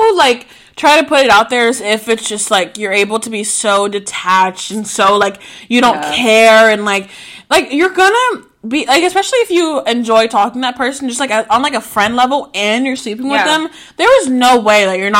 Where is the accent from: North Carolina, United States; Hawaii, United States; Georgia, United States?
Georgia, United States; Tucker; Low-key, I think it's because I grew up in Tucker.